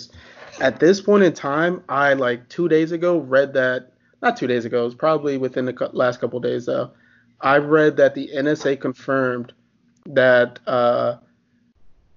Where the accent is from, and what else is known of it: United States; born or raised there